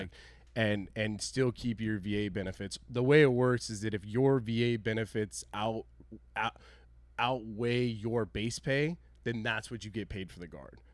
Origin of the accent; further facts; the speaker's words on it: Oregon, United States; I told them that I was from Oregon.